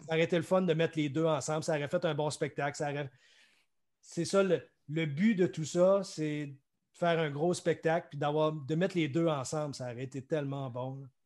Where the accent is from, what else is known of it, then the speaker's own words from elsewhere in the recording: Quebec, Canada; du Québec, ici, pro du Québec